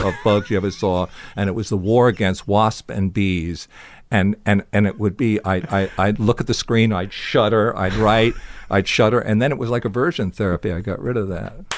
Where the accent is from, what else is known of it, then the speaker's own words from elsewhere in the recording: New Jersey, United States; I was from New Jersey